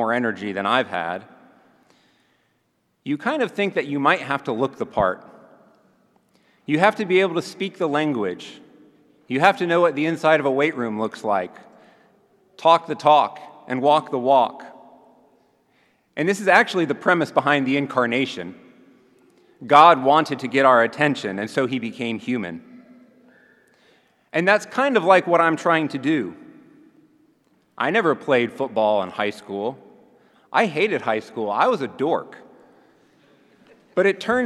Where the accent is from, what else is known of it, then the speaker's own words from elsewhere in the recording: Montgomery, Alabama, United States; Montgomery, Alabama, my hometown